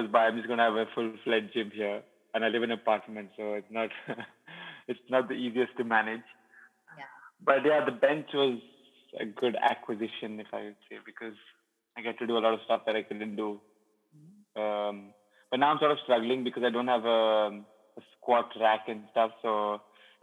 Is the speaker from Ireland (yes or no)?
no; Goa, India; I sort of played for FC Goa and I'm from Goa, so like, you know, I'm local